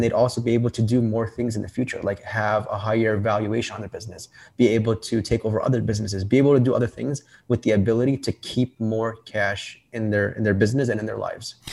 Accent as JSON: {"language": "English", "town": "Chicago", "region": "Illinois", "country": "United States", "said": "I'm from Chicago, Illinois."}